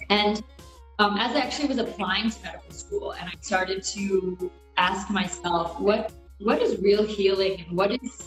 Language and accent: English; United States; I'm Indian American. I was born in the U.S.